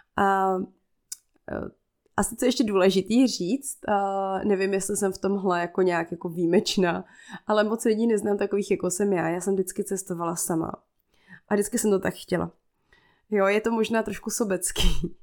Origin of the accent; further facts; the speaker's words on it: Czechia; first language Czech; ten svůj komfortní svět tady v Čechách